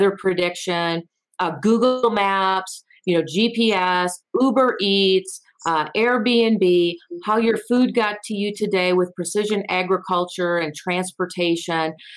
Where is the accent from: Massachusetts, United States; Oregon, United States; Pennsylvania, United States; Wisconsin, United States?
Wisconsin, United States; Eau Claire; moved away as an adult; also born or lived in Florida / Los Angeles, California; now in Colorado Springs, United States; I grew up in Eau Claire, Wisconsin